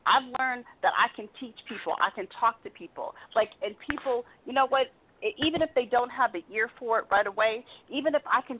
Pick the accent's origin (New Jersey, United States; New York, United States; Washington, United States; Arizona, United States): Arizona, United States; Tempe; I grew up in Tempe, Arizona